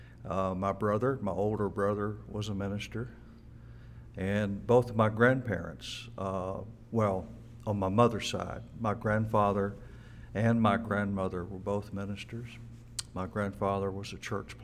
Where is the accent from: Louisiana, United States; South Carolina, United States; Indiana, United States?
Louisiana, United States; Natchitoches; moved away as an adult; now in Mississippi, United States; I was born in Natchitoches, Louisiana. Spent my childhood in that state.